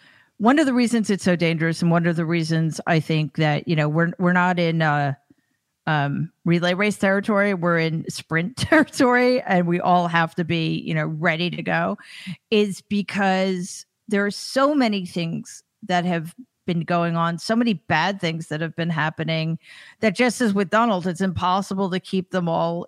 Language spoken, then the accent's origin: English; New York, United States; I'm from New York, and that seems bizarre to me.